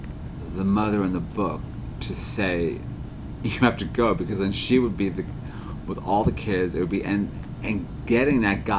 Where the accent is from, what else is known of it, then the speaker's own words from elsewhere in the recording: New York City, New York, United States; I am a New Yorker.